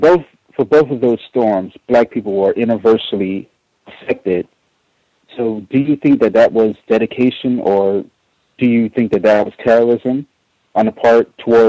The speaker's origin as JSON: {"language": "English", "town": "New Orleans", "region": "Louisiana", "country": "United States", "also_born_or_lived": "Baton Rouge, Louisiana", "said": "I'm from New Orleans"}